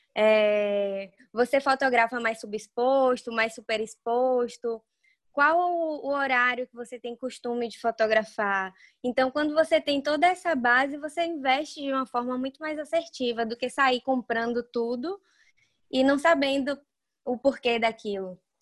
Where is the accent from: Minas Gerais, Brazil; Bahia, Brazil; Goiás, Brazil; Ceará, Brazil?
Bahia, Brazil; Varzedo; Eu moro em Varzedo, é uma cidade bem pequena no interior da Bahia. Tenho muito orgulho de onde eu venho